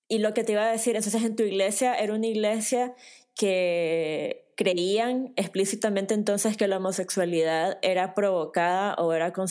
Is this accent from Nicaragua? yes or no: yes; Nicaragua; no podés darte una idea de cómo es el contexto de crecer en una familia tradicional nicaragüense